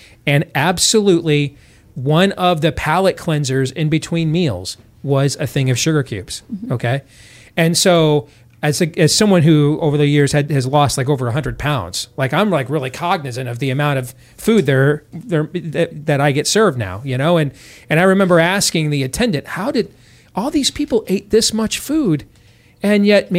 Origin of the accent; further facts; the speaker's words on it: Iowa, United States; I'm from Iowa, so you know I'm a fan of pig.